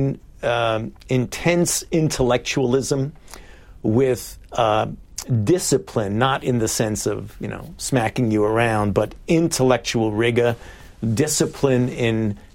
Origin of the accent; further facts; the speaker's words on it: New York City, New York, United States; I was born and raised in Brooklyn, New York, in the Bensonhurst